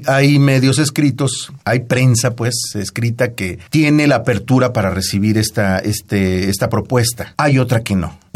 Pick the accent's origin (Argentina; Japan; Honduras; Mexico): Mexico; Oaxaca; la música folclórica, la música de mi tierra, de Oaxaca, la música de, de Veracruz, que es una maravilla también. En general, pues la música mexicana